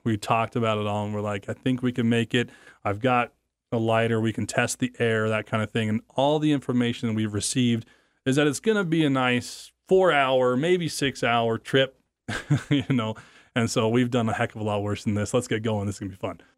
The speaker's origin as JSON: {"language": "English", "town": "American Falls", "region": "Idaho", "country": "United States", "moved": "yes", "lives_now": "Idaho Falls, United States", "said": "I now live in Idaho Falls, Idaho. I was from American Falls, Idaho."}